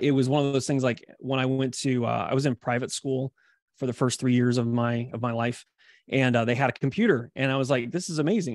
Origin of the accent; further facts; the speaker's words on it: Columbia, Missouri, United States; I grew up in Columbia, Missouri, which is kind of in between Saint Louis and Kansas City